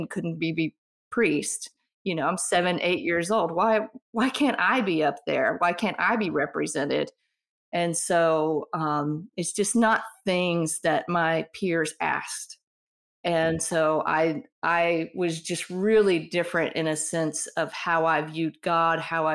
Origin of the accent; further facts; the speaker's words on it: Mississippi, United States; moved away as an adult; also born or lived in Miami / Colorado; growing up in Mississippi, religion here is very conservative